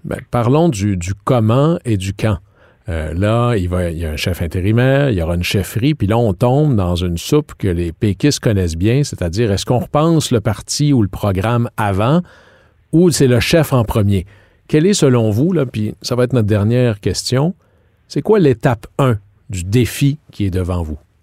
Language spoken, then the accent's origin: French; Jonquière, Quebec, Canada; À Jonquière